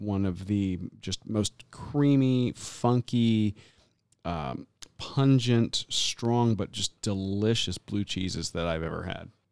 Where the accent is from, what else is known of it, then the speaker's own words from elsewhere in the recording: Tampa, Florida, United States; now in Southwest Florida, United States; my hometown